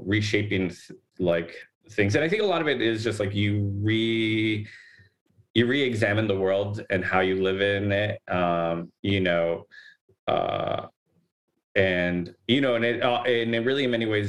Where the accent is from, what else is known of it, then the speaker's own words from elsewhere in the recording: Los Angeles, California, United States; we grew up in Boyle Heights